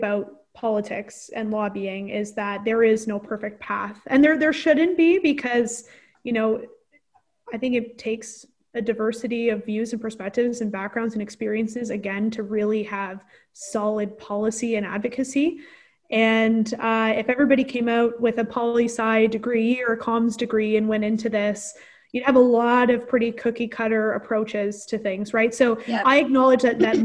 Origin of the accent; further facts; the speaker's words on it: Omemee, Ontario, Canada; I'm from Omimi. I'm from the Corth Lakes.